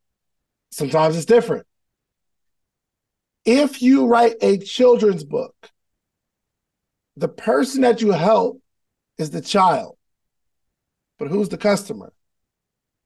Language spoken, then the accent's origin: English; New Jersey, United States; I'm from Jersey